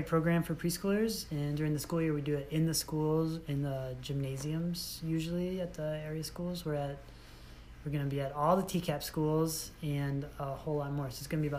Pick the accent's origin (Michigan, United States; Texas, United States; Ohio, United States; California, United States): Michigan, United States; Maybee; also born or lived in Seattle, United States / Thailand / Kalamazoo, United States; now in Traverse City, United States; Grew up in Mabee, Michigan.